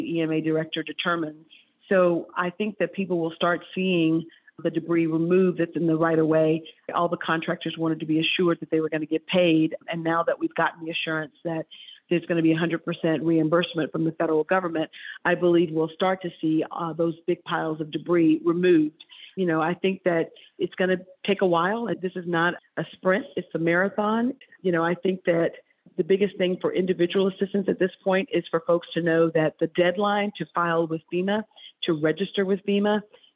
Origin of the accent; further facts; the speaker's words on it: Selma, Alabama, United States; my hometown, Selma, Alabama